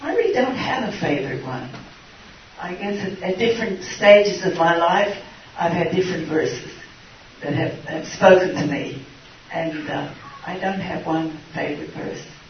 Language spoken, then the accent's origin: English; Australia; moved away as an adult; now in Jordan; I'm from Australia